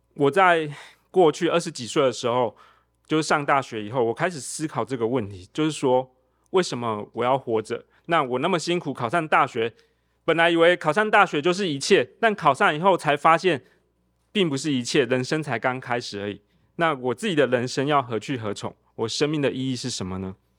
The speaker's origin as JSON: {"language": "Chinese", "region": "Tainan", "country": "Taiwan", "tie": "born or raised there", "said": "我在台南长大"}